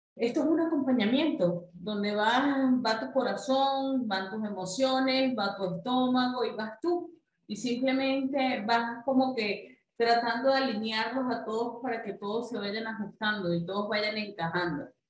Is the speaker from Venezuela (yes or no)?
yes; Venezuela; como buena venezolana, amante de las arepas.